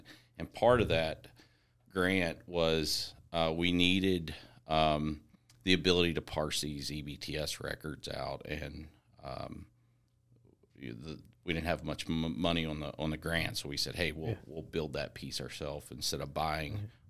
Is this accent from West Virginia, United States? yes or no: yes; Petersburg, West Virginia, United States; also born or lived in North Carolina; Yeah, so I'm originally from outside of Petersburg, a little small town, Eastern Panhandle. I was born in North Carolina, but my dad was military, so he moved me all over God's creation.